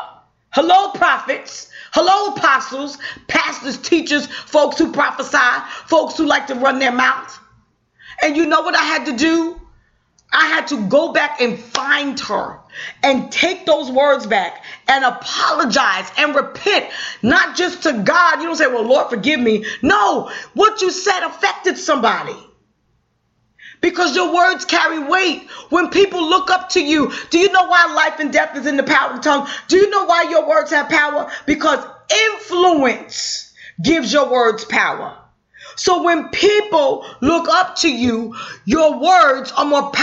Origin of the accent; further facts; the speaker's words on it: New York, United States; I'm a New Yorker.